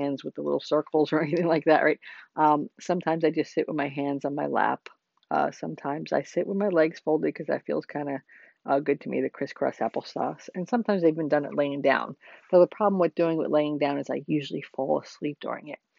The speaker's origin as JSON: {"language": "English", "region": "New Jersey", "country": "United States", "tie": "born or raised there", "said": "I come from New Jersey myself"}